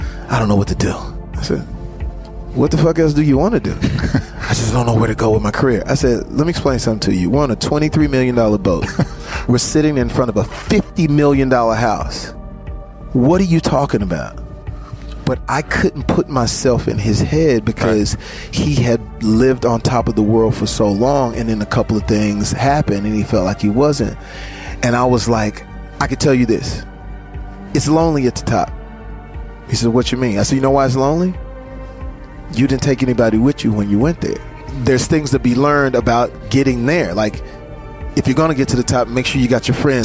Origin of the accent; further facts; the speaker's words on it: Terrell, Texas, United States; moved away; is Terrell, Texas. Never left that. Never forget that I'm from